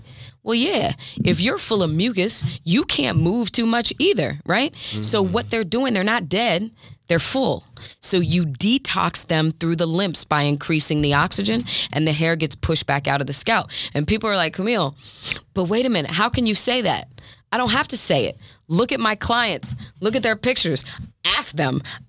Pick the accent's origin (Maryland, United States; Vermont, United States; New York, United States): Maryland, United States; I'm from Maryland.